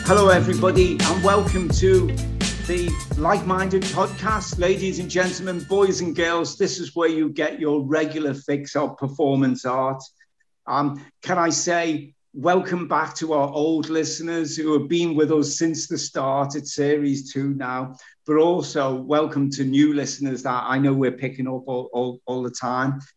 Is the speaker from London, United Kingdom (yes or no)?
no; Birkenhead, North West England, United Kingdom; my fellow Birkenheader